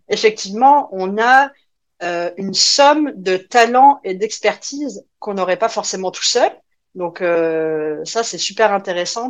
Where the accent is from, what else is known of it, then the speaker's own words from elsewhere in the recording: France; moved away; mon petit accent me trahit évidemment, donc, euh, je, je viens de la France.